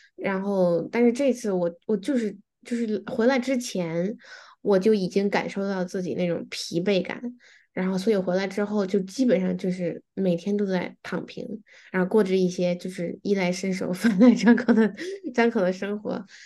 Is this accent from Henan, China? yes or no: no; Beijing, China; moved away; 我是在北京长大的